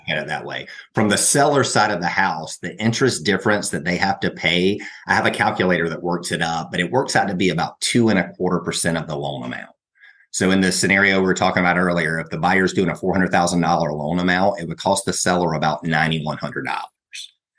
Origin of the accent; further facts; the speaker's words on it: Brunswick, Georgia, United States; also born or lived in Outer Banks, North Carolina / Athens, Georgia; now in Atlanta, United States; I was born in the Outer Banks of North Carolina and grew up in Brunswick, Georgia